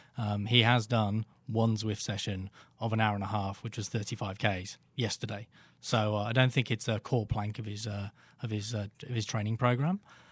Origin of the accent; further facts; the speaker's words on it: United Kingdom; Well, as the sole Brit here, I feel very entitled to say that Sagan was totally robbed.